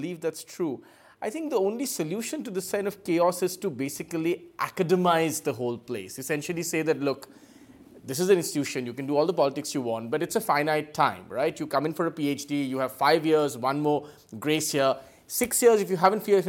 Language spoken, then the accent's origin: English; Kolkata, West Bengal, India; I'm from Calcutta. I spend all my family's from Calcutta